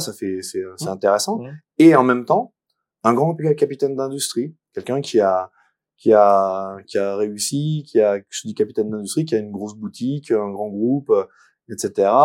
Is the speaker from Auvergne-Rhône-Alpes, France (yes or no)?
yes; Romans-sur-Isère, Auvergne-Rhône-Alpes, France; also born or lived in Paris; now in Valence, France; je suis né à Romans, sur Isère, et je travaille à Paris.